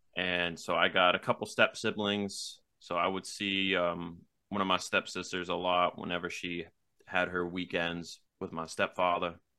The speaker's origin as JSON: {"language": "English", "town": "Mattapoisett", "region": "Massachusetts", "country": "United States", "tie": "born or raised there", "also_born_or_lived": "Wareham, Massachusetts / New Bedford area, Massachusetts", "said": "I was born in Wareham, Massachusetts, and then I was raised a couple towns over in Mattapoisett, um, where I spent pretty much most of my life"}